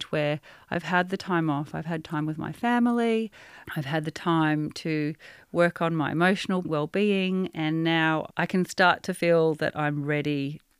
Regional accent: Australia; born there; I am both Australian and French. I was born mm. here, but culturally, I think I'm actually more French than Australian.

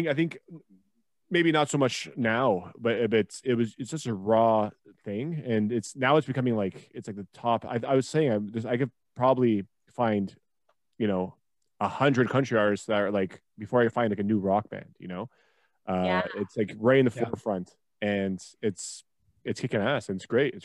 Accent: Toronto, Ontario, Canada; I'm from Toronto

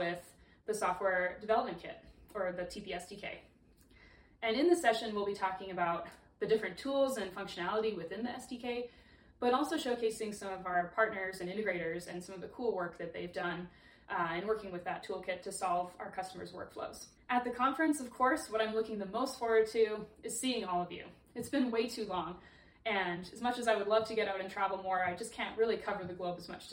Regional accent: Canada; now in Colorado, United States; I'm originally from Canada, but I've lived and worked in Colorado for Trimble for over 11 years

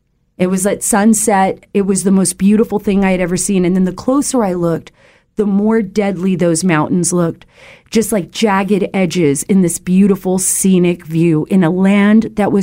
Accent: Saudi Arabia; I spent a good portion of my childhood, 8 years of my life, my most formidable years, growing up in the Kingdom of Saudi Arabia.

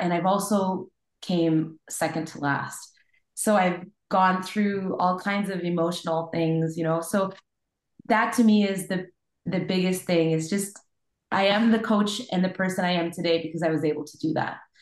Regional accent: Montreal, Quebec, Canada; I'm from Montreal, Quebec

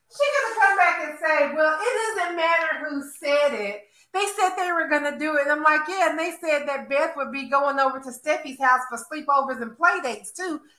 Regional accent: Alabama, United States; Yeah, because um, I'm from Alabama and I didn't.

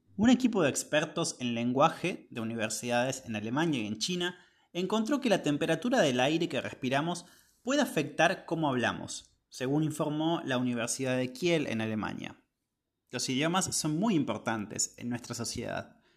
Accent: Argentina; soy de Argentina

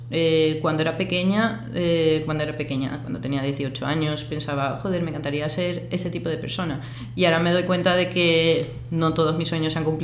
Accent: Seville, Andalusia, Spain; moved away as an adult; also born or lived in Cádiz, Spain / London, United Kingdom; now in Mallorca, Spain; Yo soy de, de Sevilla, cuando tenía 11 años me mudé a Cádiz

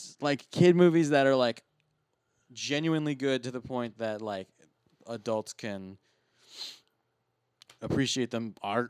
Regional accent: United Kingdom; Well, I'm from Britain, and that's why I actually haven't.

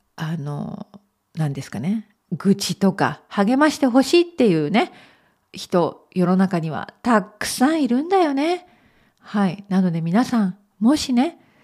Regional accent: Okayama, Japan; now in Belfast, United Kingdom; 私のふるさと 岡山県

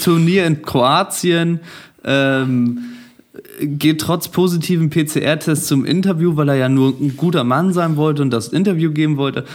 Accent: Germany; ich komme aus Deutschland

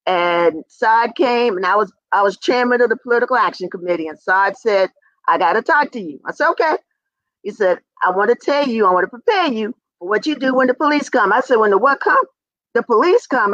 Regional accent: Lynchburg, Virginia, United States; I grew up in Daniels Hill, and my hill was used to integrate

